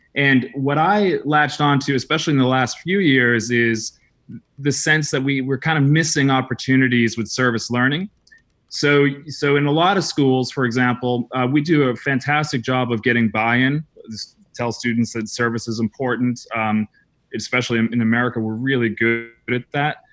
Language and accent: English; New England, United States; moved away as an adult; also born or lived in Salzburg, Austria / Croatia / Paris, France; I grew up in New England, small town New England